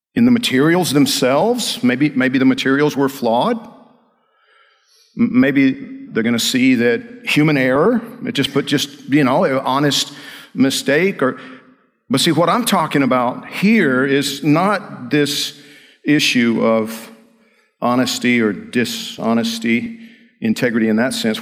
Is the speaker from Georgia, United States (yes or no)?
yes; Georgia, United States; I'm from Georgia